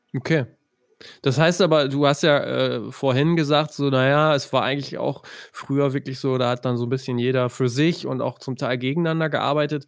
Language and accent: German; near Ostwestfalen-Lippe, North Rhine-Westphalia, Germany; ich komme ja aus der Nähe von OWL